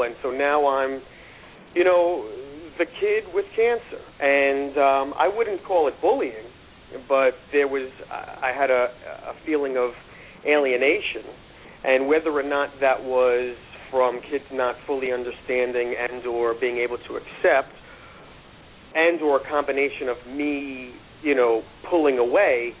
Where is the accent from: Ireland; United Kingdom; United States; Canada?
United States; New York City, New York; also born or lived in Long Island; I grew up in Queens